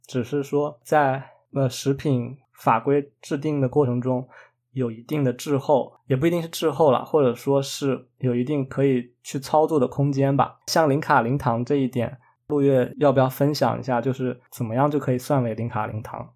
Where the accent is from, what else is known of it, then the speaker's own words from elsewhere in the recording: China; moved away; 我们中国人